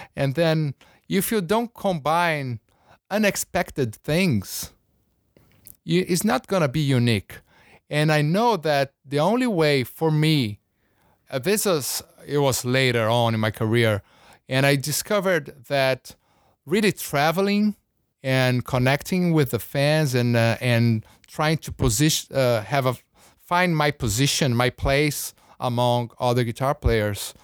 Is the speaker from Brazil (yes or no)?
yes; São Paulo, Brazil; moved away; also born or lived in Rio de Janeiro; I was born in Rio, grew up in São Paulo, big city, uh, huge city.